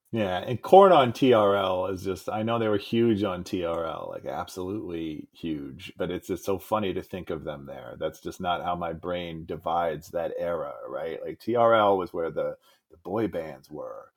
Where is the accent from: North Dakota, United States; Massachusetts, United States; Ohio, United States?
Ohio, United States; Cleveland; also born or lived in St. Louis, Missouri / Columbus, Ohio / Oakland / New York City; I was born in Cleveland. My family moved to suburbs of St. Louis, Missouri when I was a kid and so I was eight, nine, or 10. Then we moved back to the suburbs of Cleveland, you know, about a half hour south. It's where I went to high school.